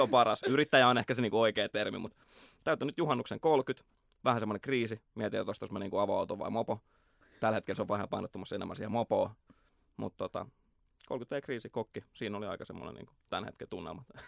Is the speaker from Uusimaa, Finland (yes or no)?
yes; Nurmijärvi, Uusimaa, Finland; Mä oon Nurmijärveltä, Klaukkalasta, Landelta